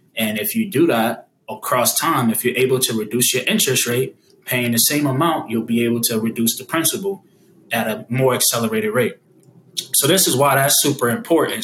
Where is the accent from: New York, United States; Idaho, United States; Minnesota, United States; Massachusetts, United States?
Massachusetts, United States; Boston; now in Atlanta, United States; my hometown of Boston